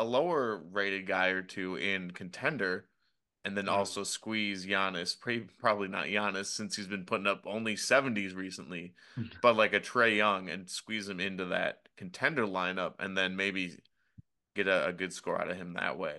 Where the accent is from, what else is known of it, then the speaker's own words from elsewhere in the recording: Boston, Massachusetts, United States; we're from Boston